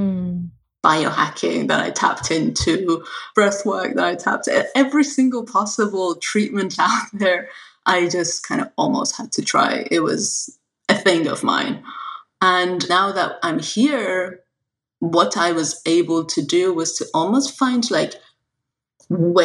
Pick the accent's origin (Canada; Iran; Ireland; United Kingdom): Iran; moved away; I'm an immigrant from Iran